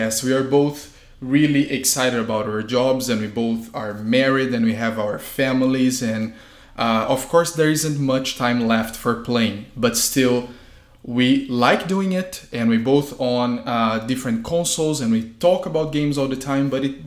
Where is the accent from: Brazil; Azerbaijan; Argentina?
Brazil; moved away; If you might be wondering where this accent is from, I was born and raised in Brazil